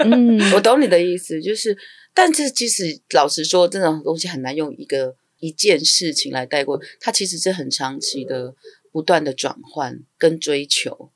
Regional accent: Taiwan; first language Amis; 我从小在台湾长大，但我受的教育其实基本上都是一个西方的思想或是汉式的教育

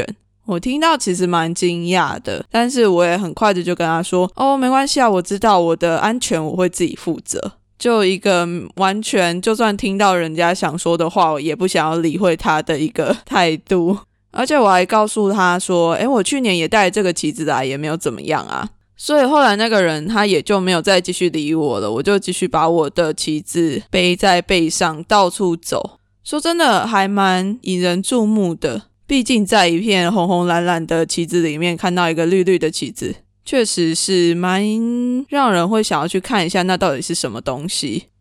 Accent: Taiwan; now in Australia; 其实这两次我都有带着我从台湾带来的台独金鱼旗。

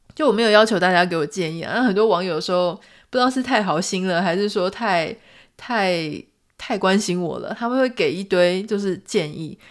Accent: Taiwan; 就是在台湾长大嘛

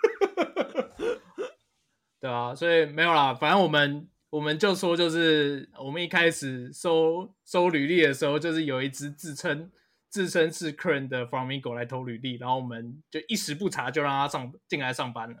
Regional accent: Taiwan; 我们台湾人的方言

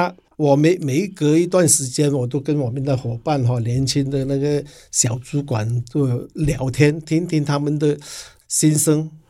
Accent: Hong Kong; now in Taiwan; 是的，我是八十二年哈从香港过来台湾哈，在台湾已经打拼了三十年。

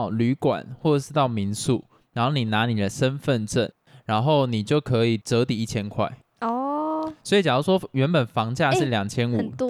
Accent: Taiwan; 我们台湾人不是国人，让我们自己台湾人

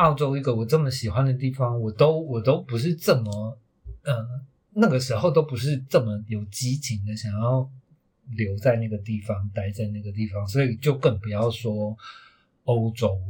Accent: Taiwan; 因为身为一个台湾人的那个身份认同、自我认同就已经很痛苦了

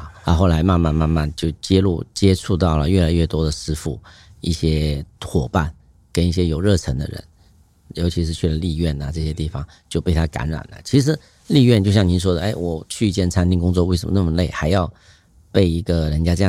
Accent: Hong Kong; 就像你很喜欢，我们香港人喜欢踢足球啊，干什么？

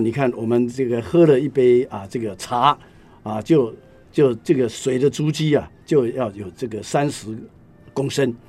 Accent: Shuanghe, New Taipei, Taiwan; 我们的整个的双河

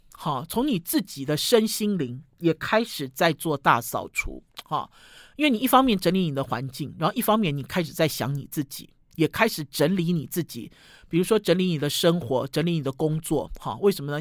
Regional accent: Sanchong, New Taipei, Taiwan; 那时候我们老家还在三重的时候

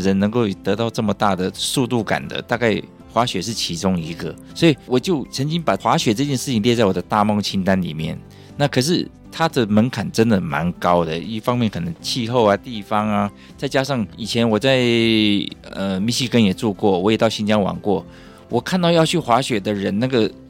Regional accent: Taiwan; also born or lived in Michigan, United States; 在我们台湾长大的小孩

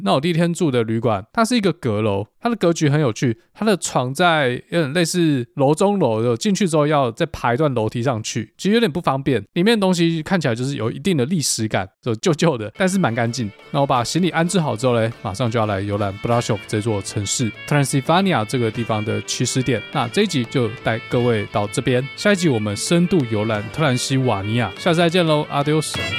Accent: Taiwan; 对我们台湾人来说

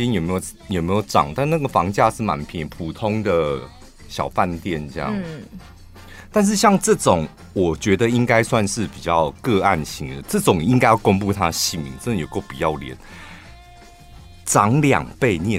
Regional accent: Taichung, Taiwan; 但我们台中人卡在一个不上不下，我们永远都在赶车。

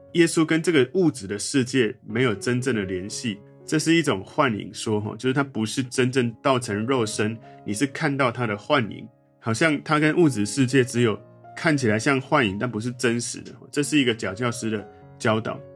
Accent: Taiwan; 其实台湾人很喜欢学习跟上课

